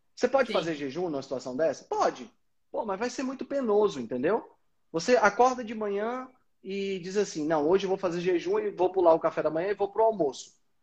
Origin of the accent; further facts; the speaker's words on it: Fortaleza, Ceará, Brazil; eu sou de Fortaleza